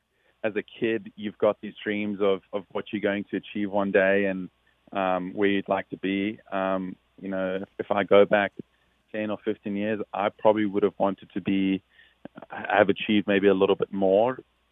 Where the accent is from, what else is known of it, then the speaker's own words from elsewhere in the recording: South Africa; someone I looked up to a lot, especially being South African.